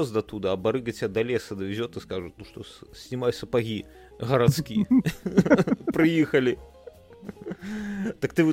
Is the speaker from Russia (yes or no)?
no; Belarus; Мы белорусы.